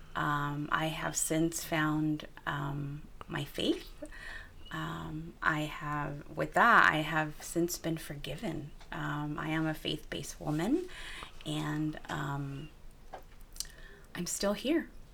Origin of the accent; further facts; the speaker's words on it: Wilmington, California, United States; my hometown, Wilmington, my upbringing